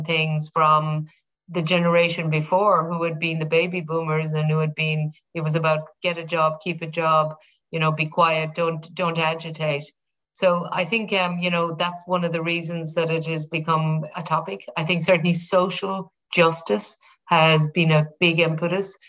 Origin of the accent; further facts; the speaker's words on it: Ireland; being Irish, I remember growing up with the Ford Motor Company